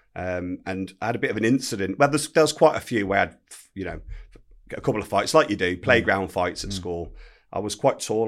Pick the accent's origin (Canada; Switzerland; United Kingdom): United Kingdom; Telford, West Midlands; grew up in a place called Telford, Shropshire